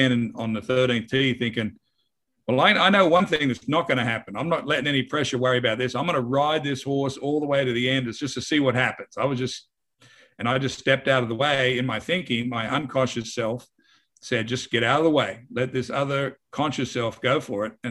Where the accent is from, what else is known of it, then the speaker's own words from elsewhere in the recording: Wagga Wagga, New South Wales, Australia; moved away as an adult; also born or lived in Houston, Texas; now in United States; I was from Wagga